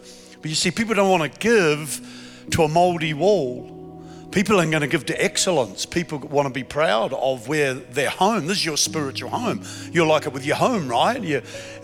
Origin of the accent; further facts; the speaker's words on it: Queensland, Australia; I'm from Queensland, Australia